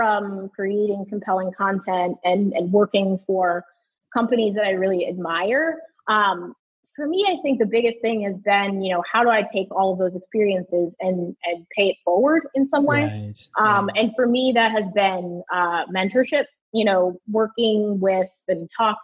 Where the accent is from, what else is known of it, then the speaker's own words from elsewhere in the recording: New York City, New York, United States; I grew up in the New York City area